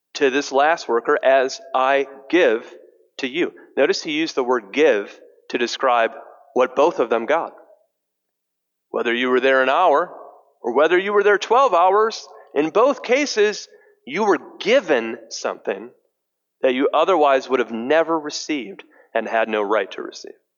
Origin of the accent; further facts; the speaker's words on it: Detroit, Michigan, United States; I'm from Detroit